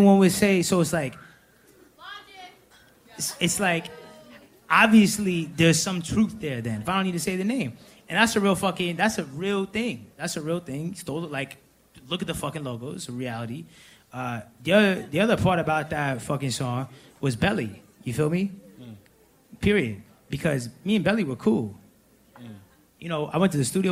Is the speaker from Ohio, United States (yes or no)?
no; Atlanta, Georgia, United States; we're both from Atlanta.